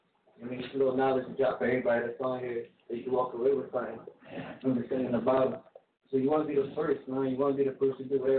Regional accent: New Jersey, United States; also born or lived in Philadelphia, Pennsylvania; born in Philly, raised in Jersey.

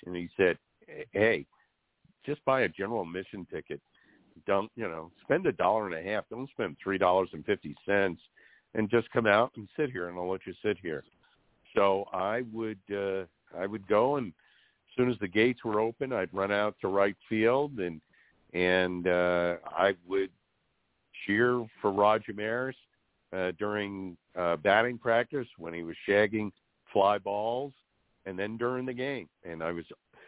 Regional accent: New York City, New York, United States; growing up in New York, in the tri-state area

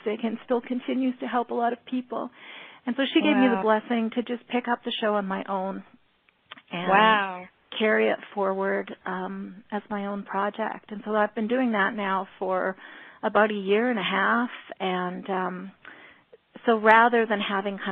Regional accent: Alberta, Canada; I'm from Alberta, Canada, but I do have a background

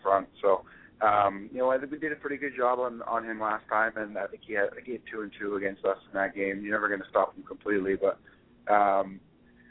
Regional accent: Victoria, British Columbia, Canada; I grew up in Victoria

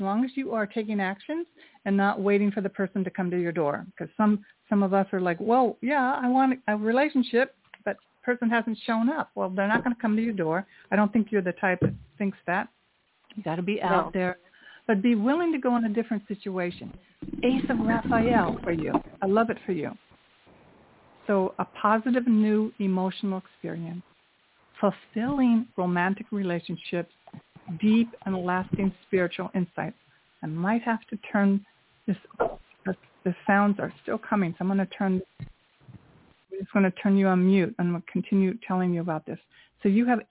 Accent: New York, United States; I'm from New York too

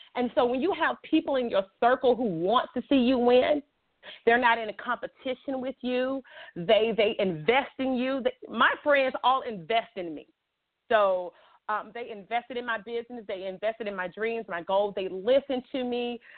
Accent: Montgomery, Alabama, United States; also born or lived in Chicago, Illinois; I'm originally from Montgomery, Alabama, but I was born in Chicago, Illinois

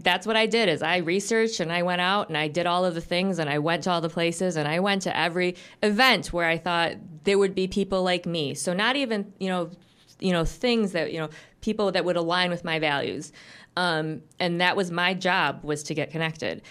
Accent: Grand Rapids, Michigan, United States; moved away; I'm from Grand Rapids originally, but I moved back after a fairly long time away about three years ago

